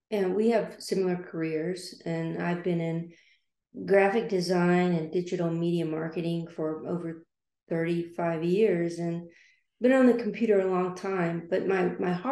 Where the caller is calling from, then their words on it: Liberty Hill, Texas, United States; coming from the Austin, Texas area. I'm just northwest of Austin, Texas, in Liberty